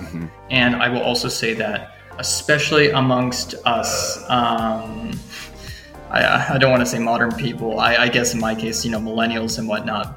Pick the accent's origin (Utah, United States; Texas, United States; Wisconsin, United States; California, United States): California, United States; suburban; moved away as an adult; now in Matsue, Japan; my hometown, which is really small, like uh, suburban California